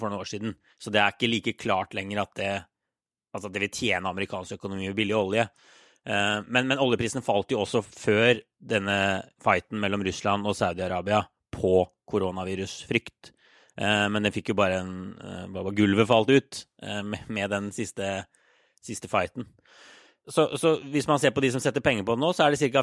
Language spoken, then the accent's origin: Norwegian; Norway; now in United States